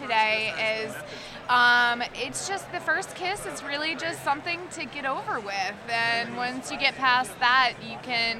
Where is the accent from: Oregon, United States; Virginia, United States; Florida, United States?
Virginia, United States; Richmond; I'm from Richmond.